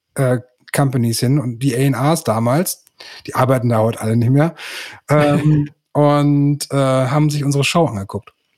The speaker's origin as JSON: {"language": "German", "town": "Münster", "region": "North Rhine-Westphalia", "country": "Germany", "tie": "born or raised there", "said": "ich bin äh, gebürtiger Münsteraner und der Stadt treu geblieben bis heute"}